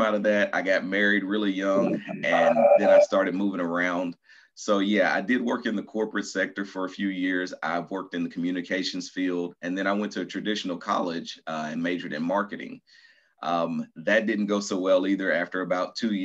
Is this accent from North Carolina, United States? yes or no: no; Nashville, Tennessee, United States; moved away as an adult; also born or lived in Atlanta, Georgia / Baton Rouge, Louisiana; now in Murfreesboro, United States; I am originally from Nashville, Tennessee. I was born and raised there